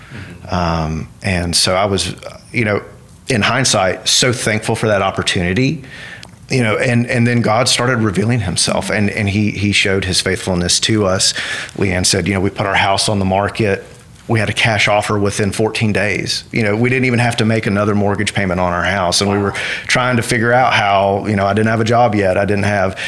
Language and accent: English; Western North Carolina, United States; also born or lived in Washington, D.C.; now in Ruston, United States; I'm originally from Western North Carolina